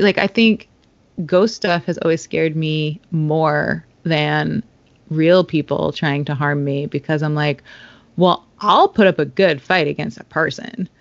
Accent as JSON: {"language": "English", "town": "Stamford", "region": "Connecticut", "country": "United States", "tie": "born or raised there", "also_born_or_lived": "Rhode Island / New York City", "moved": "as an adult", "said": "I grew up in Stamford, Connecticut, and lived for a long time in Rhode Island and New York City"}